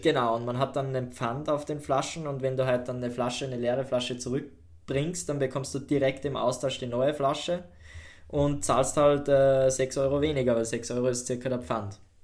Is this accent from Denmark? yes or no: no; Austria; bei uns in Österreich